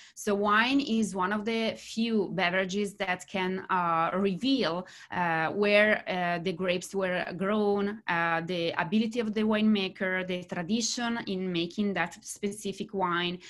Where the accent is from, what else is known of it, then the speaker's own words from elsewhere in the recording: Bergamo, Lombardy, Italy; English is a second language; moved away as an adult; now in California, United States; in Bergamo, my hometown